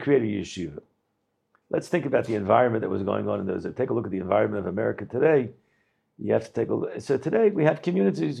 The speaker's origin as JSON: {"language": "English", "town": "Baltimore", "region": "Maryland", "country": "United States", "tie": "born or raised there", "said": "I didn't really grow up in Baltimore. I grew up in Slabotka. It was an American Slabotka"}